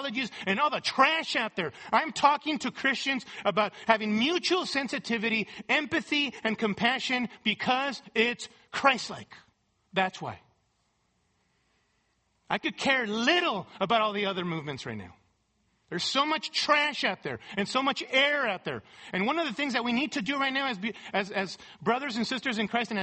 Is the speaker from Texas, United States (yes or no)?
no; California, United States; my world as a Latino growing up in California